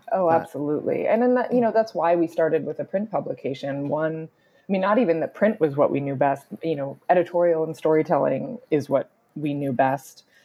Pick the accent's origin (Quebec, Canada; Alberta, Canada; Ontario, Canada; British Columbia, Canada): British Columbia, Canada; Vancouver; But I am also Canadian. I grew up in Vancouver, British Columbia